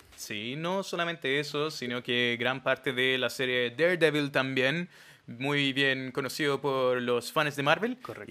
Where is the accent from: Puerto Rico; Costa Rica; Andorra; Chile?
Chile; somos chilenos